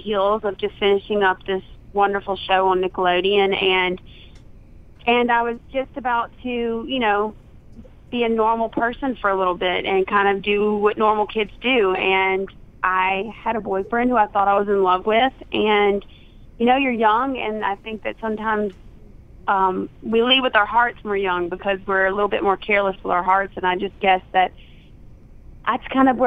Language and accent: English; Southern, United States; accent: Southern